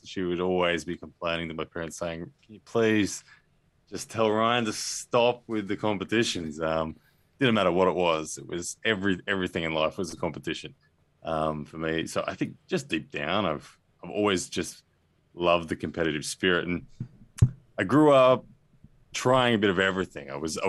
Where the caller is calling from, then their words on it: Brisbane, Queensland, Australia; Man, I'm in Brisbane, Australia.